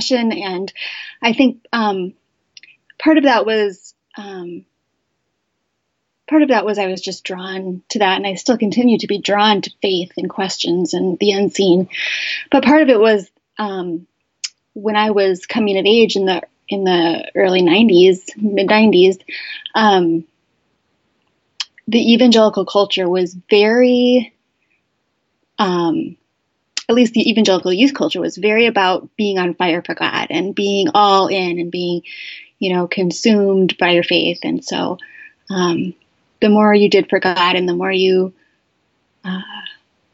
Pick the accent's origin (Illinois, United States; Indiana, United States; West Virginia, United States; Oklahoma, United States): Illinois, United States; Chicago suburbs; I grew up in the Chicago suburbs.